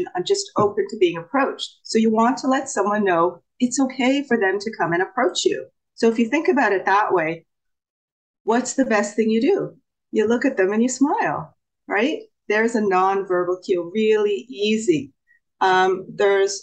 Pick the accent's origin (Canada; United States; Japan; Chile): Canada; I'm actually from Canada